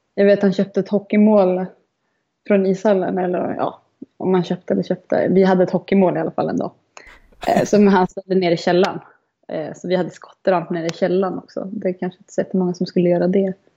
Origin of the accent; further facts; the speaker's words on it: Malung, Dalarna County, Sweden; jag är uppvuxen i Malung